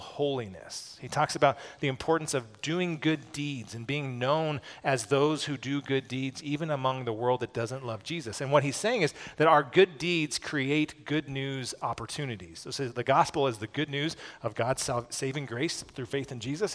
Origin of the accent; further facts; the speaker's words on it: United States; as American evangelicals